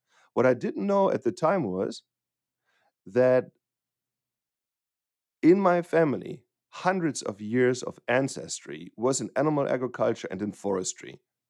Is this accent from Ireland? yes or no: no; western Germany, Germany; So I grew up near the Dutch border in the western part of Germany, and I always had an interest for livestock.